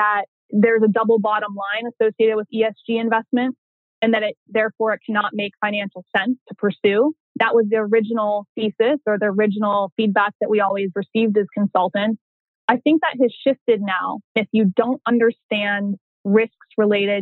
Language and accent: English; Northeast Ohio, United States; also born or lived in Pittsburgh, Pennsylvania / California; I spent most of my childhood, however, in Northeast Ohio